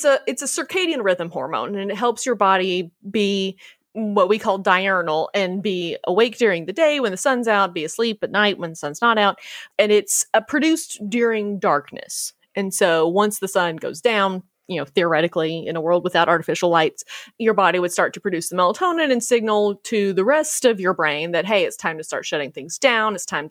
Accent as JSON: {"language": "English", "region": "the South", "country": "United States", "said": "as a Southerner"}